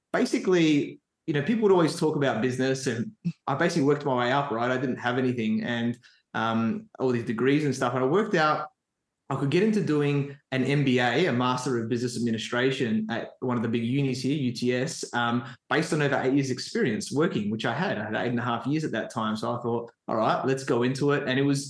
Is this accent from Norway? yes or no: no; Adelaide, South Australia, Australia; I grew up in Adelaide, South Australia